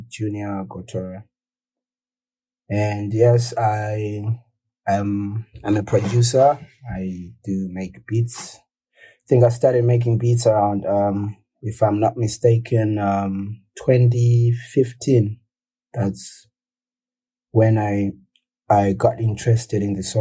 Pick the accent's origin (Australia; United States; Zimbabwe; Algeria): Zimbabwe; Kwekwe, Midlands; I was born in Kwekwe in Zimbabwe